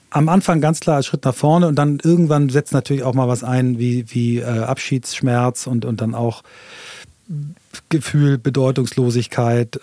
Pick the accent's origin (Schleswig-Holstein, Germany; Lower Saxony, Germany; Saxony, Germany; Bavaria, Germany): Schleswig-Holstein, Germany; Flensburg; moved away; also born or lived in London / Hamburg; ich bin also in Flensburg geboren, ähm, Marinestadt